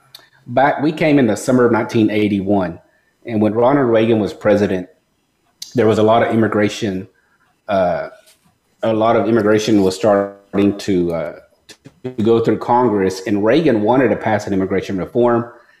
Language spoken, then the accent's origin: English; Mexico; now in United States; So what happened is around the time period I came from Mexico, there was a lawsuit.